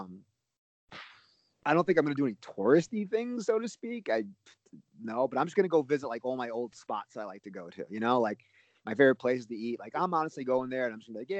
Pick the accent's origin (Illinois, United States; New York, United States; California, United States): New York, United States; moved away as an adult; now in Atlanta, United States; I live in Atlanta now. So I'm like a Atlanta transplant. Like, I'm actually from New York